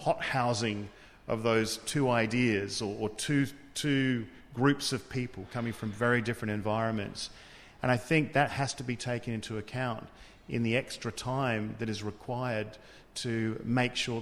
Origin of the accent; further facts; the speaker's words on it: Australia; I come from Australia